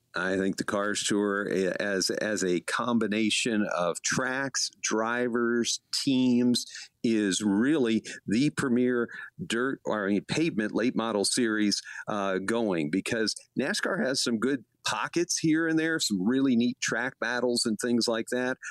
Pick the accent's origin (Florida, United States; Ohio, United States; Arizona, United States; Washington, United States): Florida, United States; Hollywood; my hometown, Hollywood, Florida